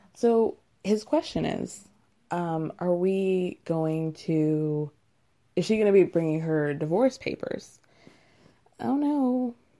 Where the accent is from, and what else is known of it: United States